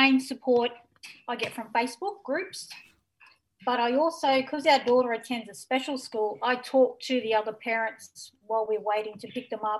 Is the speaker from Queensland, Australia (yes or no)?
yes; Queensland, Australia; now in Nowra, Australia; I'm actually from Queensland, so my family's kind of scattered.